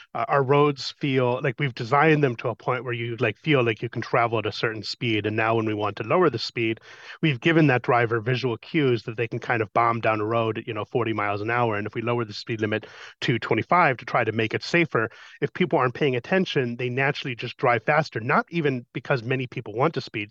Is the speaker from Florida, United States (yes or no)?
no; Colorado, United States; in my hometown in Colorado